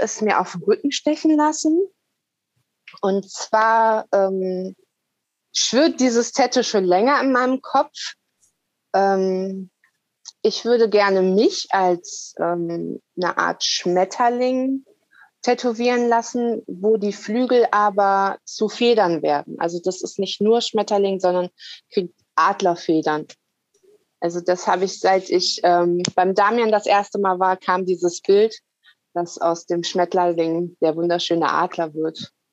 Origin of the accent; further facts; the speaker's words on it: Lower Saxony, Germany; moved away; geht ja irgendwann wieder in die Heimat. Also Niedersachsen ist ja mein Geburtsort